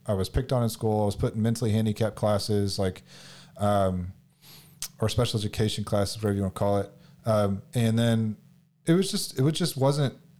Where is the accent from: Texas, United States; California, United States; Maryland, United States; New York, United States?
Texas, United States; Houston; I'm from Houston, H Town